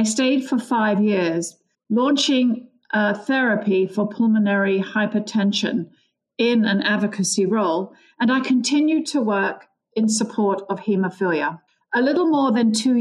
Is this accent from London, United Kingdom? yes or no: yes; London, United Kingdom; moved away as an adult; now in United States; I grew up in London, England. My parents emigrated from Ireland